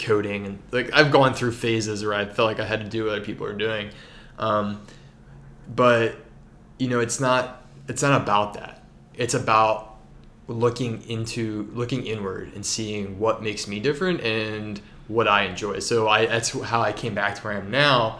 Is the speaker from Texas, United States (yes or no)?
no; Baltimore, Maryland, United States; I'm from Baltimore